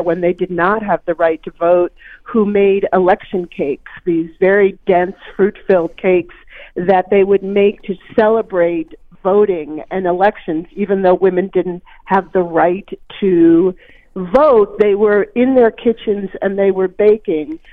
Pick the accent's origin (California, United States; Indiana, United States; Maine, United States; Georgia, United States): Maine, United States; a baker in Maine, which is my home state.